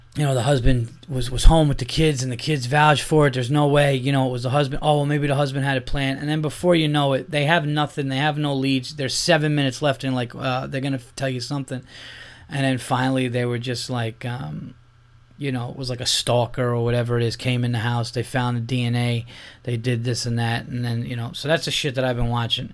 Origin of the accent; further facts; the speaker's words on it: Yonkers, New York, United States; I was born in Yonkers